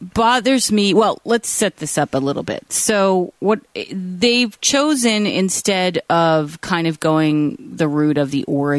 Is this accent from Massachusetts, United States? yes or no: yes; Boston, Massachusetts, United States; growing up in Boston in this era